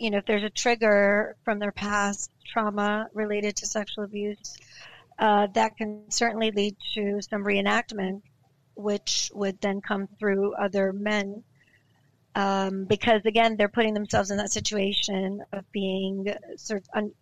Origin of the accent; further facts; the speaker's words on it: West Coast, United States; I'm from the West Coast